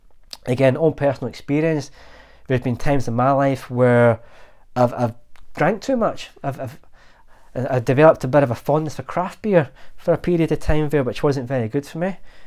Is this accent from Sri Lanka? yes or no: no; Glasgow, Scotland, United Kingdom; I'm Glaswegian, born and bred, and we have a really good gallows humour.